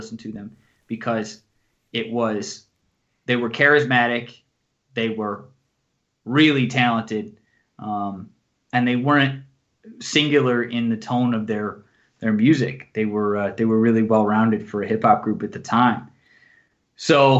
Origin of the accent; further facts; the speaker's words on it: Buffalo, New York, United States; I was from Buffalo, New York, so I'm not really from a place that has its roots deep in the hip hop scene at all